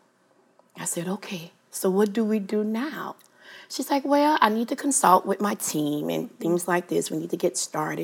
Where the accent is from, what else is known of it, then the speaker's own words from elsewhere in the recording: New Orleans, Louisiana, United States; I am from New Orleans, born and raised.